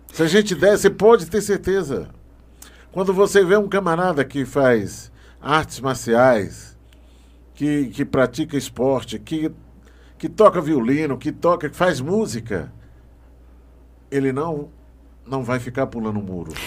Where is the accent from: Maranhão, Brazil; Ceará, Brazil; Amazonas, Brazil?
Maranhão, Brazil; Barra do Corda; now in Brasília, Brazil; Lá no Maranhão, eu sou do Maranhão, lá na, uhum. na, na cidade de Barra do Corda